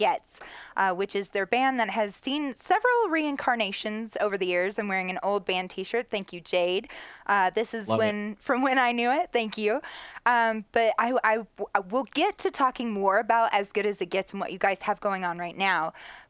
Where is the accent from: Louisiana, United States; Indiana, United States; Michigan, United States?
Indiana, United States; Because growing up in Southern Indiana, you rely real heavily on your sports teams a lot of football times.